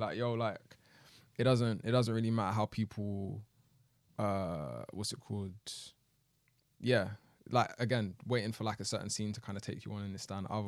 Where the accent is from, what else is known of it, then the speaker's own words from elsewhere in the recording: United Kingdom; we're both from Southwest